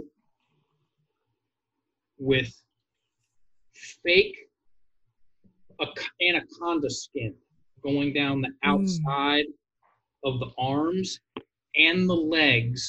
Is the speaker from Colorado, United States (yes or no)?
no; Virginia, United States; I'm from Virginia